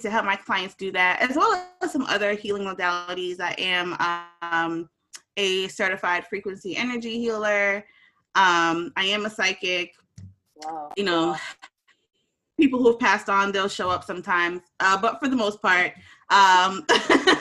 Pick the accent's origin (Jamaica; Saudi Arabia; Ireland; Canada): Jamaica; I'm Jamaican and you know, we have like the horns going too